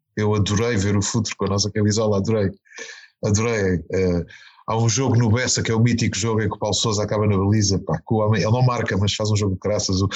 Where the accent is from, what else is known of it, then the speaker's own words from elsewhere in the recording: Azores, Portugal; eu sou soriano